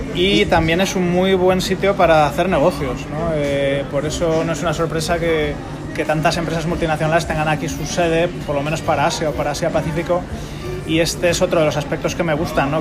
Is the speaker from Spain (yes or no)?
yes; Spain; now in Singapore; cuando vuelvo a España